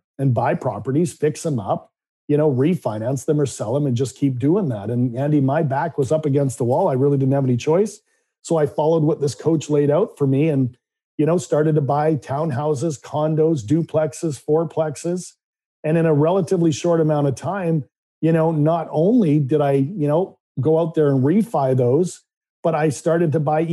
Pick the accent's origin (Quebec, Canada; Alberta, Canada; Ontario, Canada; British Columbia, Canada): British Columbia, Canada; Vancouver; I grew up in Vancouver, Canada.